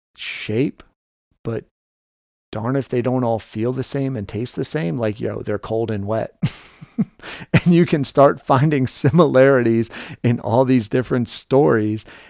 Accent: New York City, New York, United States; moved away; also born or lived in Delaware; I grew up in New York City

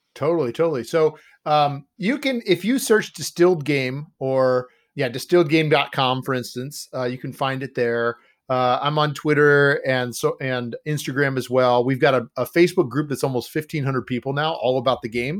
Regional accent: Ohio, United States; moved away as an adult; now in Wisconsin, United States; I grew up in Ohio, and I found myself up here in Wisconsin 'cause of my wife's family

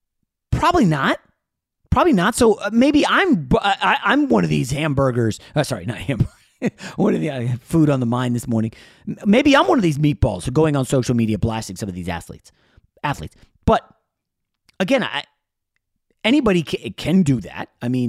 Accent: New York, United States; I was born in New York.

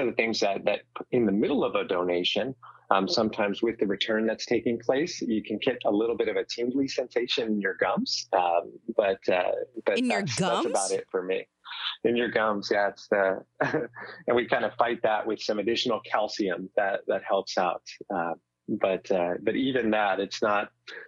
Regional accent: the Bay Area, California, United States; I'm from the Bay Area. I'm proud of the Bay Area.

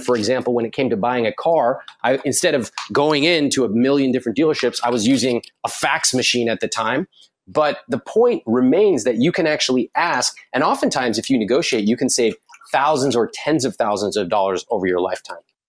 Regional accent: United States; as an American

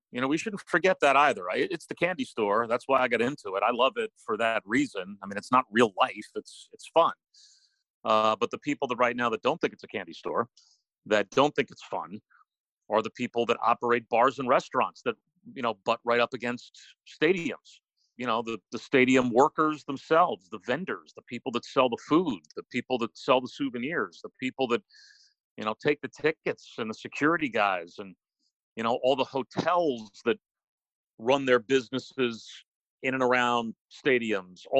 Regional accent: New Jersey, United States; You know, it was kind of standard middle class living in the suburbs of New York City. Growing up, I'm the oldest of four kids

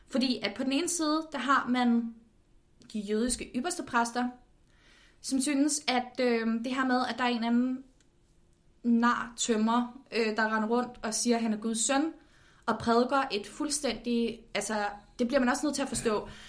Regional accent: Copenhagen, Capital Region of Denmark, Denmark; jeg er født og opvokset i København

